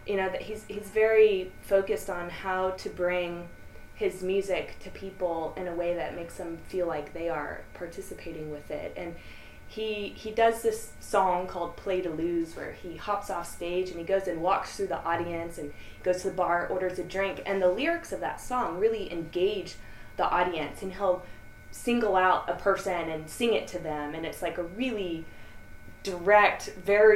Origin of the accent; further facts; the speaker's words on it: Austin, Texas, United States; Born and raised in Austin.